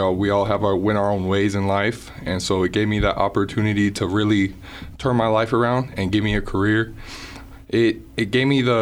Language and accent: English; Denver, Colorado, United States; now in Riverton, United States; I'm from Denver, Colorado